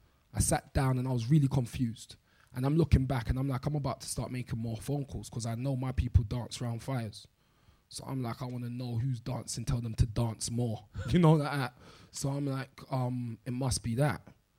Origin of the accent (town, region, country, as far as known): London, United Kingdom